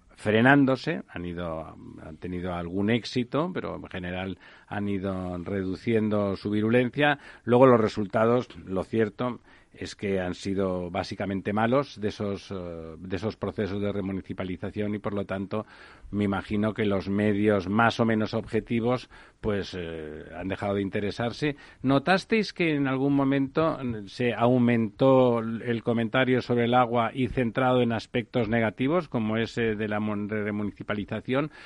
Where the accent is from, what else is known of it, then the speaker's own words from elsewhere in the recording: Barcelona, Catalonia, Spain; mi ciudad natal es Barcelona